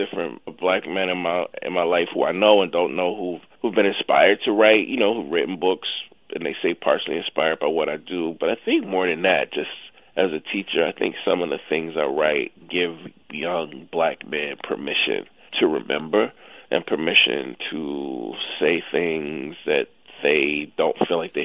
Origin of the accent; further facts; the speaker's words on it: Jackson, Mississippi, United States; moved away as an adult; also born or lived in New York; I grew up in Jackson when we would go to the game every other Saturday